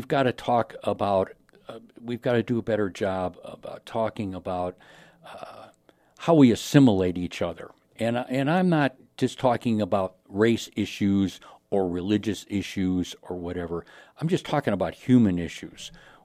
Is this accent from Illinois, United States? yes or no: yes; Chicago, Illinois, United States; also born or lived in Sioux City; now in Sioux Falls, United States; I was born and raised in Chicago.